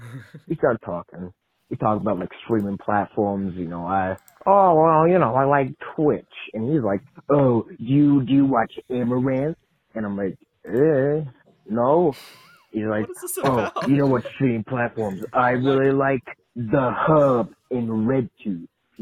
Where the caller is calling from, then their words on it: Nebraska, United States; Oh, Nebraska, by the way.